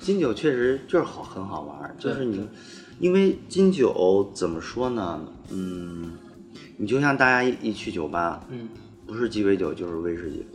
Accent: China; 我们中国人

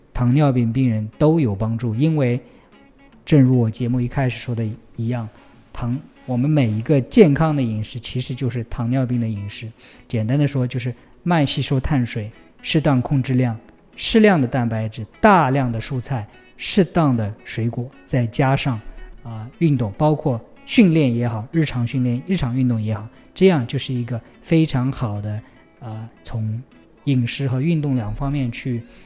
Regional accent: Taixing, Jiangsu, China; moved away; 我的老家在江苏的泰兴市

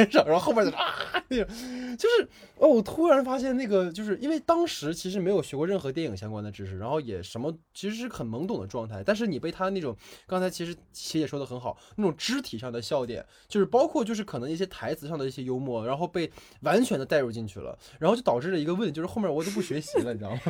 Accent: Northeast China, China; moved away as an adult; also born or lived in Beijing; 因为我老家是东北的嘛，我家那边有一个，呃，仿照老友记做的咖啡厅

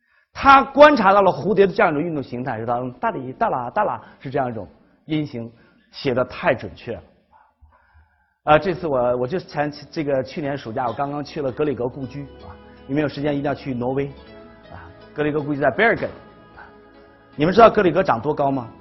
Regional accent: China; 我们中国人的听觉当中

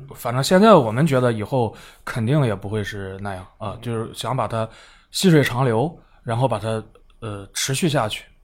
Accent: China; 来自中国

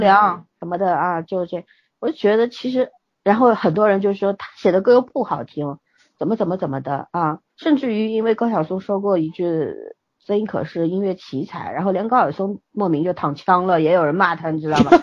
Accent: China; 咱们是在强队长大的人

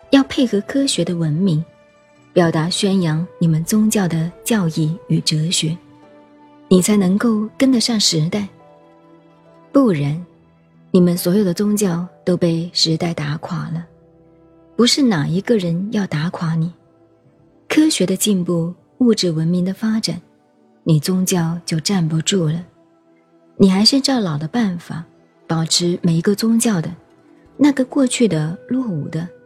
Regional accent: China; 我们中国人是乡下人

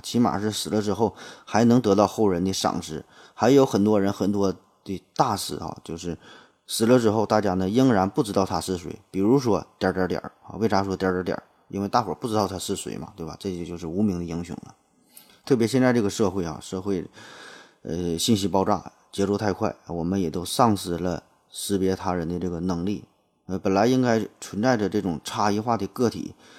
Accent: China; 我很荣幸我生在一个厉害国

